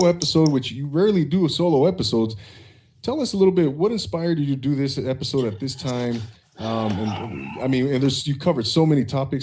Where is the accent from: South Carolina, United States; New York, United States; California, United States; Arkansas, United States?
California, United States; Inland Empire; also born or lived in San Gabriel Valley; I grew up in the Inland Empire, and SGV and the Inland Empire were my two main domains